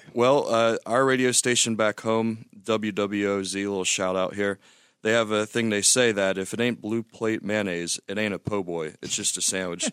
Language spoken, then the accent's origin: English; Louisiana, United States; now in Bellingham, United States; Born and raised in Louisiana, and then moved back when I was thirty for five years as well